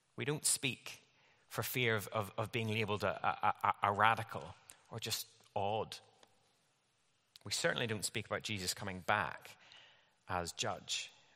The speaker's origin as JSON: {"language": "English", "region": "Northern Ireland", "country": "United Kingdom", "tie": "born or raised there", "moved": "yes", "said": "I grew up in Northern Ireland"}